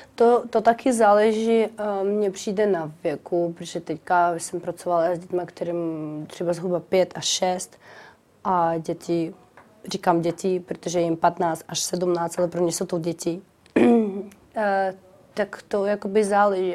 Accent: Kharkiv, Kharkiv Oblast, Ukraine; Czech is a second language; now in Czech Republic; Charkov je moje rodné město

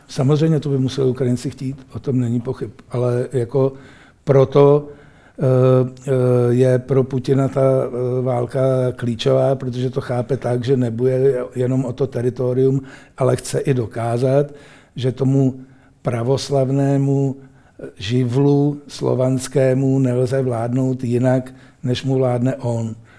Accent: Czechia; a my tady jako Češi

